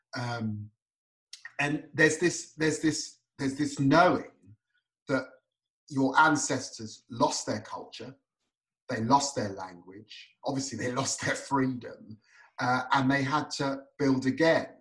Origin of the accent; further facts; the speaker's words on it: United Kingdom; also born or lived in Tottenham, London / Peterborough, East of England; I spent a long time growing up in Tottenham and Peterborough.